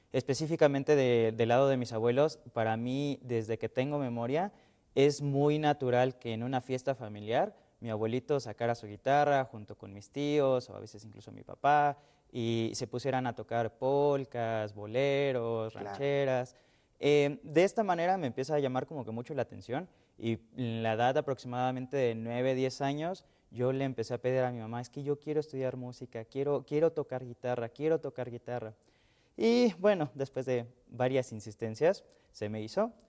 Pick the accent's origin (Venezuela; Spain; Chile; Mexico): Mexico; soy mexicano